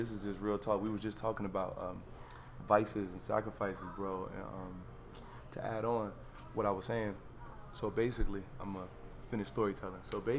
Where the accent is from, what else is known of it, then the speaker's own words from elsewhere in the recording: Florida, United States; moved away as an adult; also born or lived in Harlem, New York; now in New York, United States; I'm from Harlem, but I lived most of my life in Florida